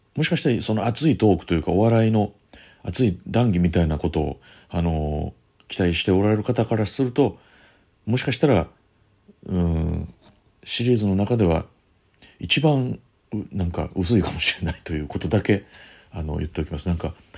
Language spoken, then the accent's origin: Japanese; Kyoto, Japan; 京都の方でやります、えー、僕の地元ですけれども